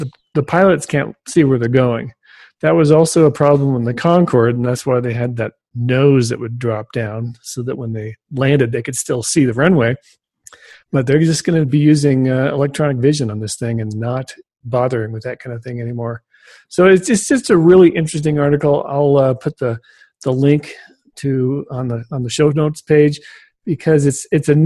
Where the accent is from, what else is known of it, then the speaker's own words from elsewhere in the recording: Burbank, California, United States; our house overlooked the Burbank Airport, which is where Lockheed had a facility